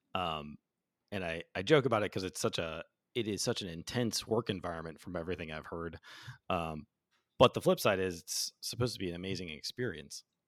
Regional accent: Chicago, Illinois, United States; moved away; I'm from Chicago, eh, originally

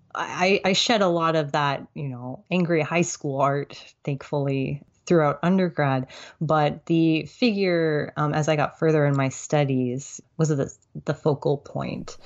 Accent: Tulsa, Oklahoma, United States; moved away as an adult; also born or lived in Alexandria, Virginia; now in Fayetteville, United States; my family relocated to Tulsa, Oklahoma. And that's pretty much where I've lived most of my life. I went to elementary school through high school

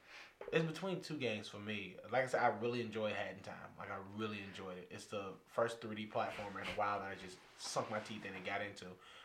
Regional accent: Kentucky, United States; I was raised in Kentucky.

